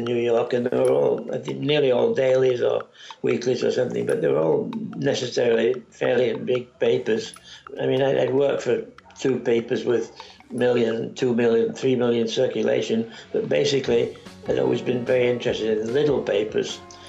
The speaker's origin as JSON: {"language": "English", "region": "England", "country": "United Kingdom", "moved": "yes", "lives_now": "United States", "said": "Well, I came from England and I was used to a lot of little papers and stuff that weren't here at the time."}